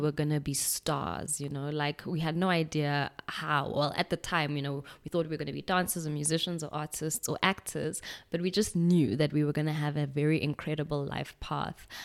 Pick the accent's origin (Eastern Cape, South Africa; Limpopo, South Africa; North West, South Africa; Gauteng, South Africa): Gauteng, South Africa; Pretoria; also born or lived in Stockholm, Sweden; my parents came back to, um, the country. We lived in Pretoria for a while